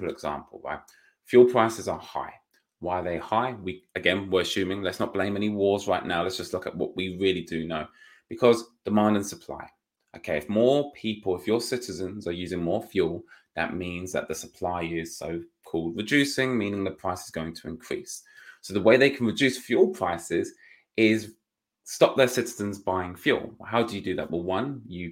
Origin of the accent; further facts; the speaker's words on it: United Kingdom; being a Brit